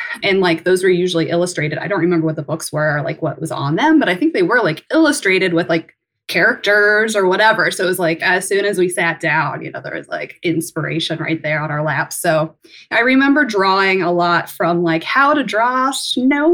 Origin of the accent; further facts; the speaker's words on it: Coldwater, Ohio, United States; moved away as an adult; also born or lived in Chicago / Uganda / Los Angeles; I was born and raised in Coldwater, Ohio.